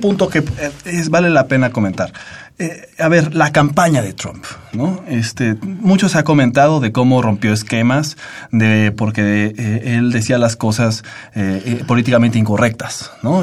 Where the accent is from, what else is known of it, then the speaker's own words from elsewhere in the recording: Mexico; Como mexicanos